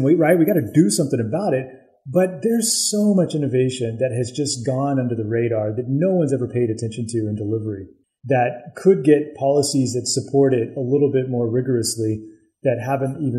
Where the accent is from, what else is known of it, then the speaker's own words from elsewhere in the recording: the South, United States; I grew up in the South